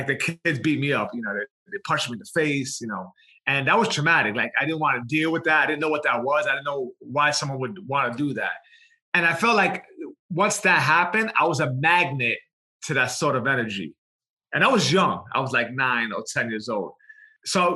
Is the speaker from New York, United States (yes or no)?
yes; New York City, New York, United States; I was born in New York City, Lower East Side, Manhattan. From the age of 1 to 10, I grew up in the projects in Baruch, single mom with my sister